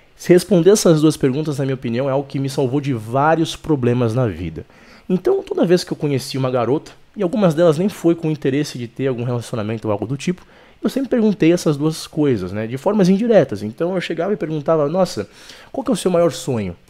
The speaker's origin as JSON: {"language": "Portuguese", "country": "Brazil", "said": "Eu sou brasileiro"}